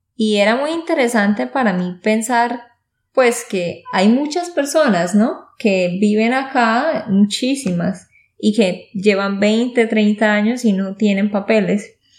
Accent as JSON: {"language": "Spanish", "region": "Santander", "country": "Colombia", "moved": "yes", "lives_now": "United States", "said": "de Santander, Colombia"}